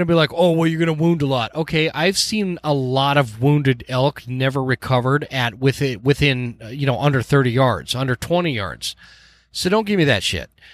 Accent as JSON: {"language": "English", "region": "Utah", "country": "United States", "tie": "born or raised there", "moved": "yes", "lives_now": "Idaho Falls, United States", "said": "I am from Utah. I'm born and raised in Utah"}